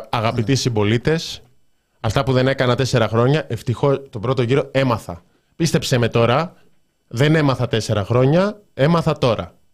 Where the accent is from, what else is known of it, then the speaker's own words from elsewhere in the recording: Thessaloniki, Central Macedonia, Greece; δηλαδή και εγώ είμαι από Θεσσαλονίκη, λέω ναι στη Θεσσαλονίκη.